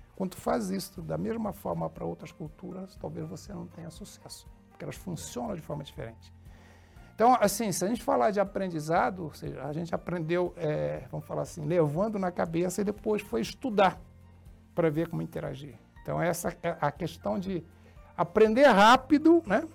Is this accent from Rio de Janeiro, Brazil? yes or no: yes; Rio de Janeiro, Brazil; moved away as an adult; also born or lived in São João da Pesqueira, Portugal / Santa Catarina / Rio Grande do Sul; Eu vim para o Brasil com, com 4 anos de idade. Quando vim para o Brasil, eu fui morar no Rio de Janeiro, morei muitos anos no Rio de Janeiro